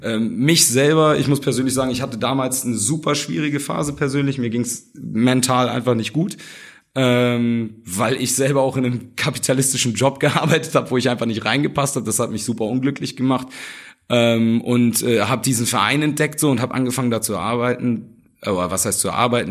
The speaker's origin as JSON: {"language": "German", "country": "Germany", "tie": "born or raised there", "also_born_or_lived": "Hamburg", "said": "ich bin eigentlich wohlbehütet aufgewachsen, habe mich aber schon von klein auf trotzdem in den dunkelsten Ecken Hamburgs rumgetrieben, so, weil ich halt äh, in Hamburg zur Schule gegangen bin"}